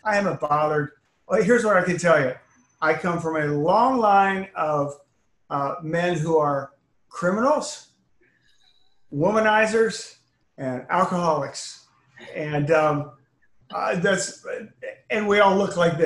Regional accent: Austin, Texas, United States; moved away as an adult; also born or lived in Canton, Ohio; we moved to Austin when I was 8

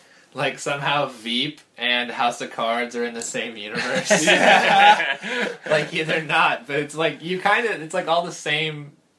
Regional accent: Jacksonville, Florida, United States; also born or lived in Connecticut / Scotland; Well, no, I grew up in Florida. I moved there... Well, my dad was in the Navy. I was born in Connecticut. And then we moved to Scotland, and then we moved to Jacksonville, North Carolina, and then we moved to Jacksonville, Florida.

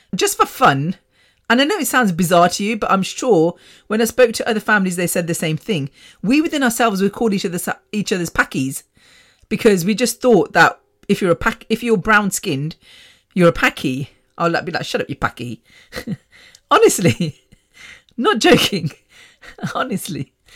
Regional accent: Coventry, West Midlands, United Kingdom; British born, born in Coventry at Ward's Grave Hospital

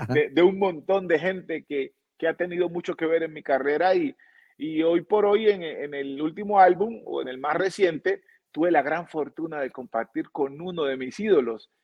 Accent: Buenaventura, Valle del Cauca, Colombia; now in Cali, Colombia; yo eh, soy colombiano, eh, nací en Buenaventura, que es el Pacífico de, nuestro país. Eh, vivo en Cali hace muchos años

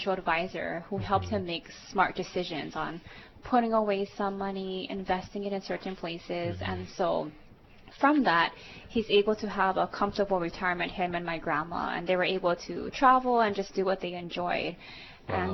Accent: Hawaii, United States; I'm born and raised in Hawaii

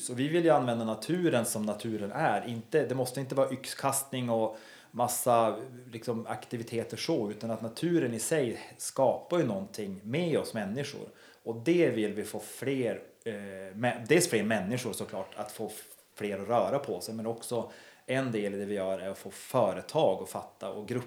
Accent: Kalix, Norrbotten County, Sweden; now in Härnösand, Sweden; Men Härnösand, om man då jämför med Kalix, där jag kommer ifrån, så känns ju Kalix som Ryssland i jämförelsevis med här.

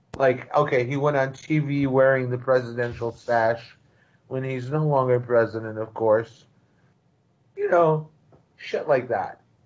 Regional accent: Brazil; moved away; I was long gone from Brazil

